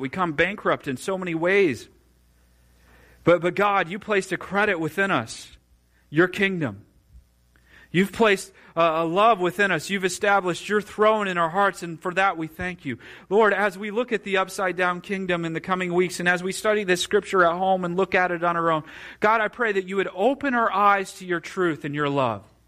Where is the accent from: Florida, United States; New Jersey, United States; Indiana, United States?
Indiana, United States; Marshall County; also born or lived in Kosciusko County, Indiana; grew up in Marshall County